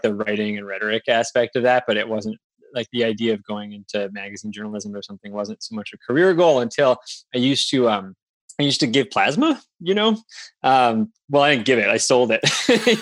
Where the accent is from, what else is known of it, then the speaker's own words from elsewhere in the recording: Wisconsin, United States; moved away as an adult; now in Maine, United States; I grew up in Wisconsin